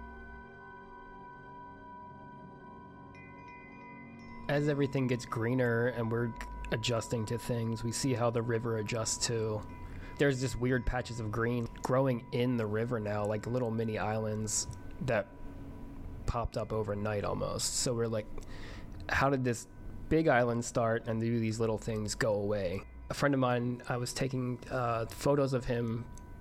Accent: New Jersey, United States; moved away as an adult; also born or lived in Florida / Brooklyn, New York; now in Los Angeles, United States; I was born and raised in New Jersey

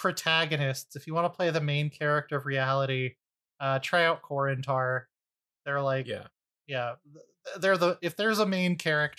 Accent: United States; Yeah, I'm American.

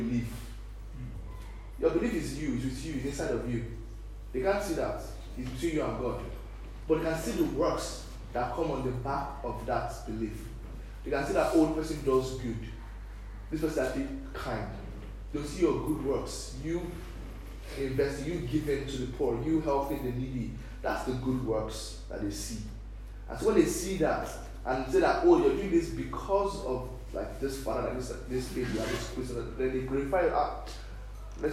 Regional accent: Nigeria; now in Ireland; we Nigerians, we live in Ireland here.

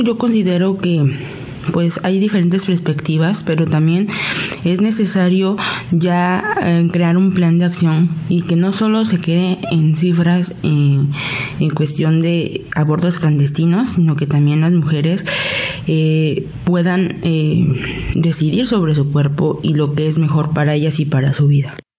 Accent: Mexico City, Mexico; soy de la Ciudad de México

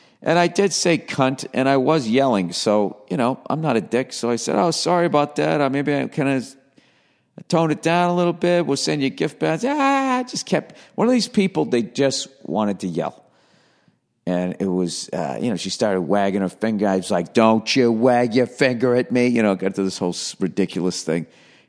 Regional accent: Hollywood, California, United States; I'm from Hollywood.

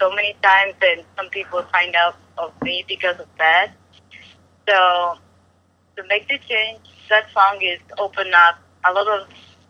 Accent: Osaka, Japan; first language Japanese; English is a second language; moved away as an adult; also born or lived in New York City; Osaka is my hometown.

